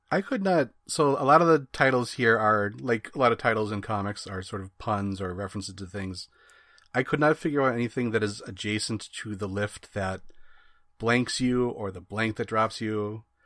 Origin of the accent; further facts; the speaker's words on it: Wisconsin, United States; I grew up in Wisconsin where, you know, it's Packer land everywhere